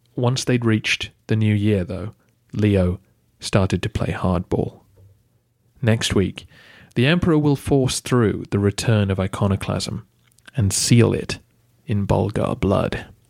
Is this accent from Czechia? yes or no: no; England, United Kingdom; Being English myself